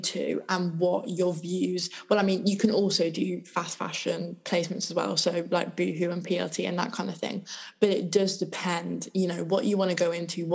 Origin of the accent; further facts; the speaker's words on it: Midlands, United Kingdom; moved away as an adult; now in London, United Kingdom; I've obviously like lived in the Midlands my whole life.